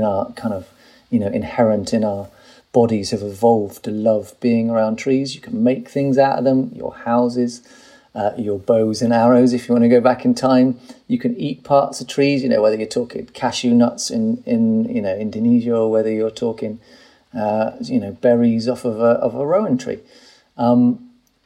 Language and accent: English; United Kingdom; I'm British